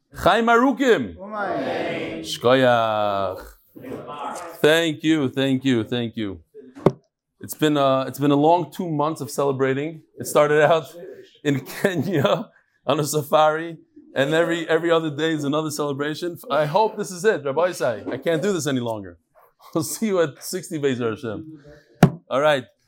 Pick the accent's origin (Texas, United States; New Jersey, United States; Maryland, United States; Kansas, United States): New Jersey, United States; Lakewood; I was born in Lakewood fifty years ago today.